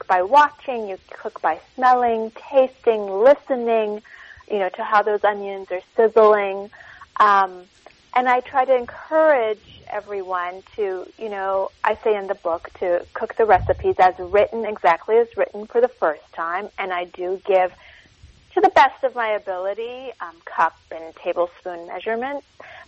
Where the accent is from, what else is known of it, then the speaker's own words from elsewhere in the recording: Tehran, Tehran Province, Iran; born there; and I was born in Tehran.